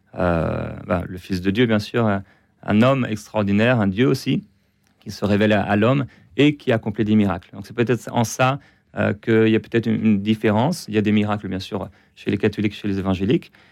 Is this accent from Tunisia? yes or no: no; Brittany, France; now in Quebec, Canada; je suis français, je suis breton, j'aime la Bretagne, j'aime la France